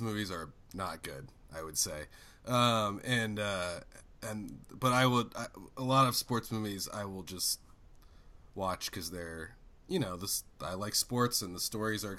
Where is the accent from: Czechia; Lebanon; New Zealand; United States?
United States; New England; I grew up in New England